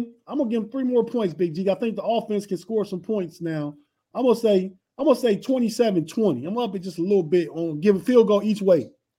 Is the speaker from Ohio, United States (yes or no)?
yes; Youngstown, Ohio, United States; moved away; also born or lived in Pittsburgh / Florida; And as a former Pittsburgher and Florida resident for 9 years, I'm not a Pittsburgher, but I'm from Youngstown, Ohio